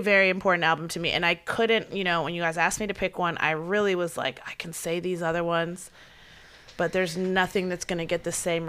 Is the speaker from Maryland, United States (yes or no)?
yes; Baltimore County, Maryland, United States; I'm more White Marsh, Perry Hall. Some might argue Rosedale. The house I grew up in was in a very, like, we don't know. It's the intersection of several places, so I could have been anything. But it is still Baltimore County.